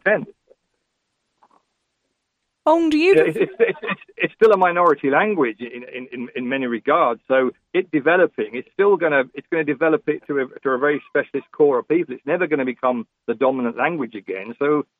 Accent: Coventry, West Midlands, United Kingdom; first language English; now in Ireland; I'm obviously an English speaker originally from England with Irish parents. And as a kid growing up in Coventry

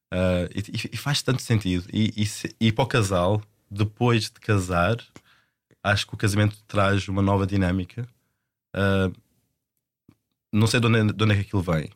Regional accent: Portugal; moved away as an adult; also born or lived in London; como eu sou português e as nossas famílias estão tão enraizadas em Portugal

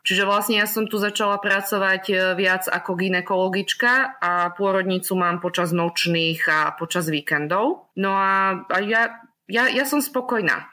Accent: Slovakia; accent: Slovak; moved away as an adult; now in Norrköping, Sweden; Ja som zo Slovenska odišla v roku 2018

